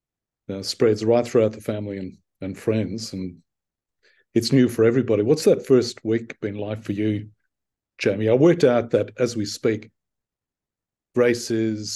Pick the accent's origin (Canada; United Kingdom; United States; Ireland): Ireland; Dublin, Leinster; moved away as an adult; now in Australia; So I grew up in Dublin, moved to Australia when I was 24, 36 years ago.